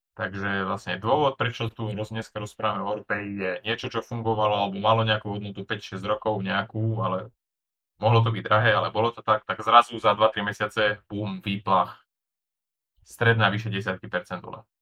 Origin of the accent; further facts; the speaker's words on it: Slovakia; ja som z malej dediny na Slovensku